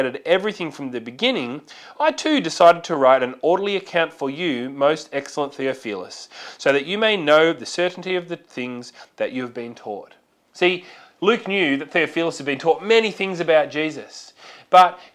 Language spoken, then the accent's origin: English; Australia; it is a part of being Australian, that Aussie larrikin sort of attitude